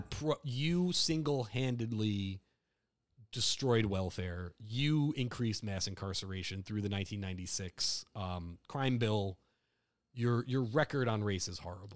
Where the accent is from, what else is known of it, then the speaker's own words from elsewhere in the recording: New Jersey, United States; I'm from Jersey, so and like families from Newark